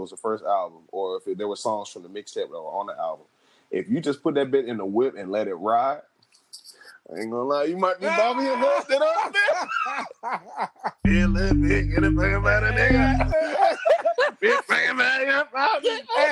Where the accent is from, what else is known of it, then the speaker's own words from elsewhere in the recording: Miami, Florida, United States; also born or lived in Miramar, Florida; I'm from Miami.